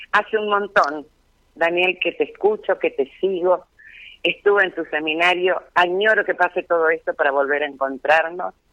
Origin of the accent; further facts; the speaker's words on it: Esquina, Corrientes, Argentina; Esquina, provincia de Corrientes